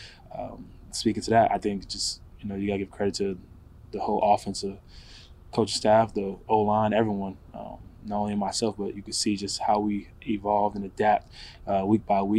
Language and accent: English; Pennsylvania, United States; born or raised there